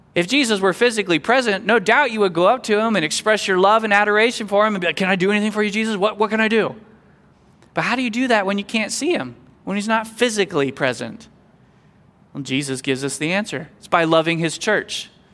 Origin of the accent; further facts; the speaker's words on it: Kansas, United States; I was growing up in Kansas